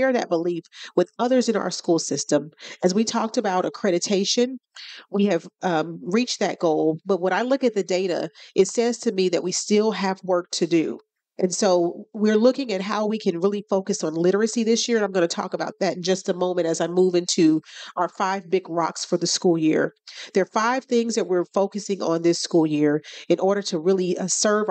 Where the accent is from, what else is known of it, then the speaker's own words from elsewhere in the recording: Kansas City, Kansas, United States; born and raised on the Kansas City, Kansas side